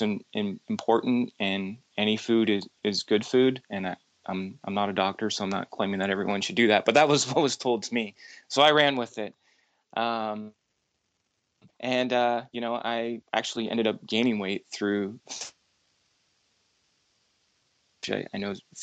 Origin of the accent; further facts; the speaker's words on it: Seattle, Washington, United States; moved away; I'm originally from Seattle